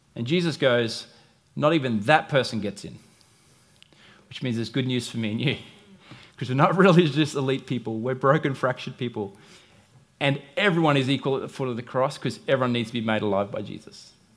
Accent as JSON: {"language": "English", "country": "United States", "said": "I'm American"}